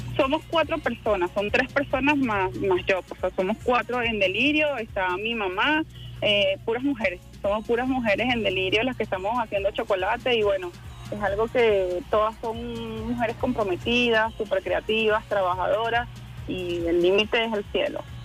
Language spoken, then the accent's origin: Spanish; Quebrada de Monos, Sucre, Venezuela; moved away as an adult; Ahí crecí, ahí estuve hasta, hasta que ya me tocó, terminé eh, el liceo y me tocó irme a la universidad